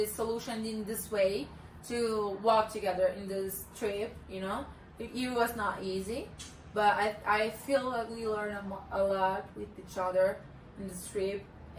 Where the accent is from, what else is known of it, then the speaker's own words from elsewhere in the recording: Brazil; first language Portuguese; English is a second language; moved away; I'm Brazilian.